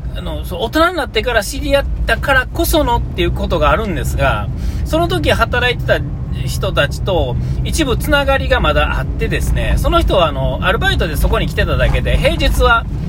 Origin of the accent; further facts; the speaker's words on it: Nara, Japan; 僕奈良ですから